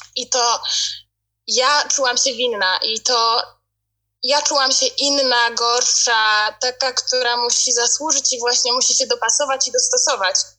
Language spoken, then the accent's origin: Polish; Poland; now in United Kingdom; ja jakby wychowywałam się w Polsce, wśród, um, od dzieciństwa mieszkam w Polsce cały czas